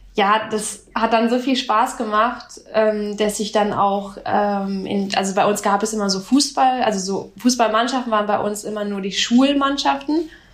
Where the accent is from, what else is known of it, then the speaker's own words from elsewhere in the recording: Namibia; now in Freiburg, Germany; ich komme aus Namibia